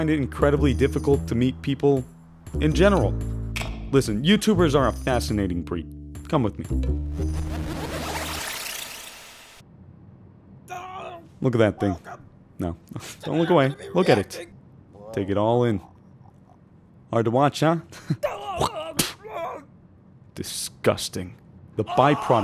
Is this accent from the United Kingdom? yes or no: no; California, United States; moved away as an adult; being born and raised in California